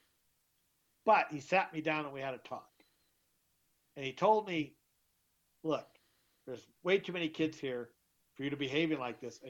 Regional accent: Twin Falls, Idaho, United States; also born or lived in Texas / Whittier, California / Southern California; We lived close when we were growing up in Twin Falls, Idaho, in the 70s and 80s

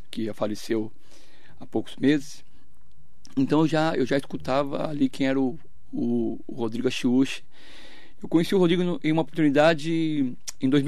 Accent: Suzano, São Paulo, Brazil; born there; É, nasci em Suzano, é, no Hospital São Sebastião, né, era, o, era o, é hospital mais antigo da cidade

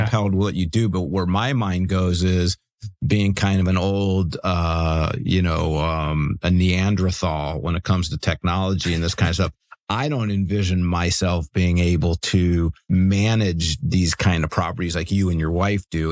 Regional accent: Cleveland, Ohio, United States; now in Bay Area, United States; even though I live in the Bay Area, I'm actually from Cleveland

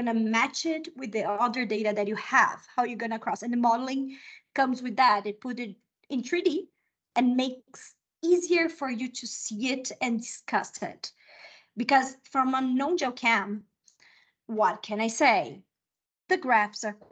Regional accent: Brazil; first language Portuguese; English is a second language; also born or lived in United States / Mexico; now in Chile; I'm Brazilian. My first language is Portuguese.

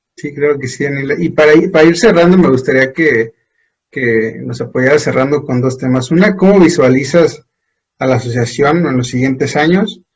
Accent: Guanajuato, Mexico; nosotros que somos de Guanajuato

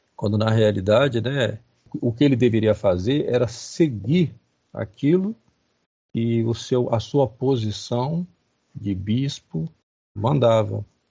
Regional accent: Rio de Janeiro, Brazil; eu sou carioca, nasci no Rio de Janeiro

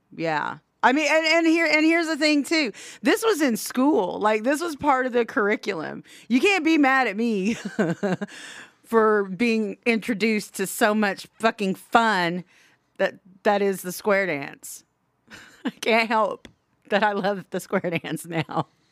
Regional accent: Southwest Oklahoma, United States; We're Indians from Southwest Oklahoma

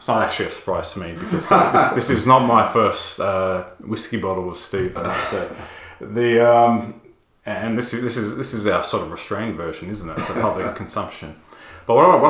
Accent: Australia; an Australian evangelical

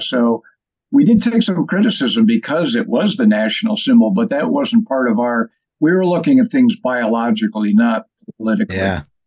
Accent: Delmar, New York, United States; also born or lived in Syracuse, New York; I'm originally from up here around Albany, from Delmar, New York. I lived probably half time in Syracuse

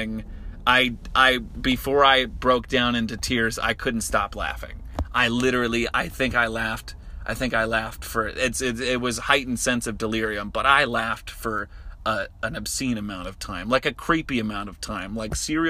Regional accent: Harrisburg, Pennsylvania, United States; moved away; I'm from Harrisburg, fucking Pennsylvania

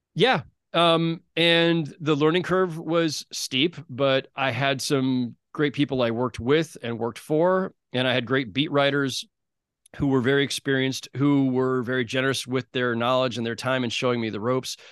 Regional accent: San Jose, California, United States; moved away as an adult; also born or lived in Los Angeles / New York; as a kid growing up in San Jose, California

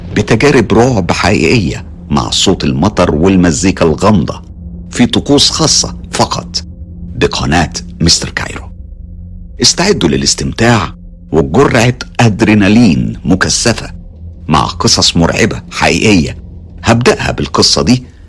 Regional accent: Morocco; من المغرب

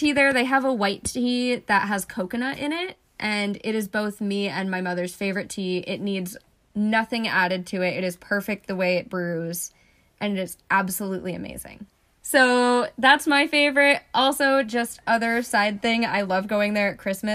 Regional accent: Flemington, New Jersey, United States; born or raised there; moved away as an adult

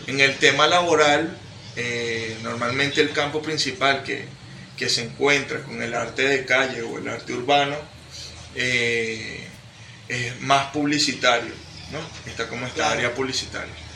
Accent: Venezuela; soy un joven venezolano

